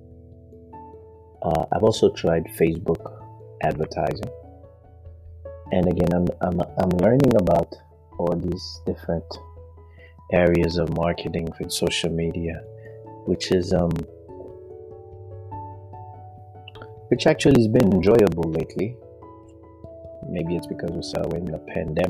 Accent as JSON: {"language": "English", "country": "Haiti", "tie": "born or raised there", "moved": "as an adult", "said": "I grew up in the Caribbean, which is Haiti"}